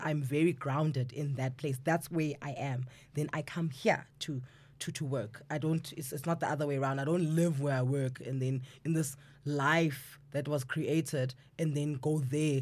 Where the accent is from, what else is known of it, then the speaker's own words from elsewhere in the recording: South Africa; as South Africans, we like community